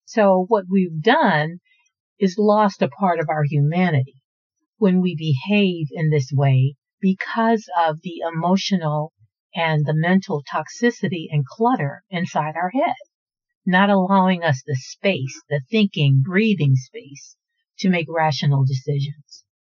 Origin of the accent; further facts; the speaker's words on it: Houston, Texas, United States; I'm from Houston, and Houston is a very desirable place to live